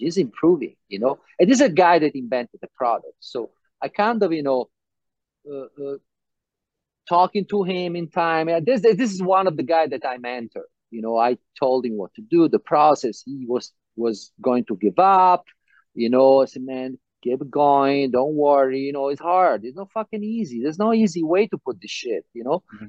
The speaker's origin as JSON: {"language": "English", "town": "Vieste", "region": "Apulia", "country": "Italy", "tie": "born or raised there", "moved": "yes", "said": "in Italy, South Italy, my hometown, Vieste"}